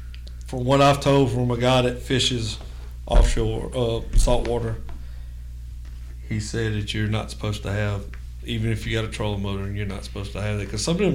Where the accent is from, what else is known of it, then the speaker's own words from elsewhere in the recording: Terrebonne Parish, Louisiana, United States; now in Mississippi, United States; Yeah. I'm from Terrebonne Parish.